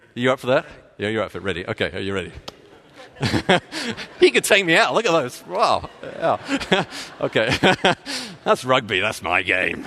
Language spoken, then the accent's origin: English; Texas, United States; moved away as an adult; I'm from Texas